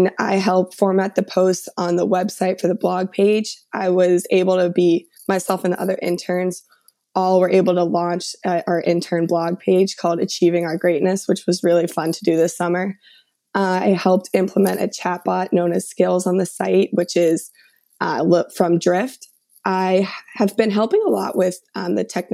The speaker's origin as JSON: {"language": "English", "town": "Westwood", "region": "Massachusetts", "country": "United States", "said": "I'm from Westwood, Massachusetts."}